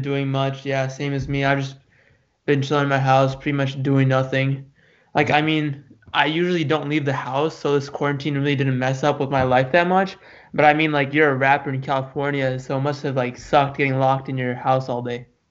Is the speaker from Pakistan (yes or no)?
yes; Pakistan; I'm I'm from Pakistan